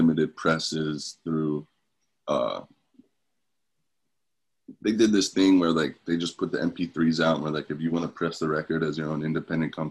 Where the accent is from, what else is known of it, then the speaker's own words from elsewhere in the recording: Camden, New Jersey, United States; I was born in Camden. My house I grew up in was right outside.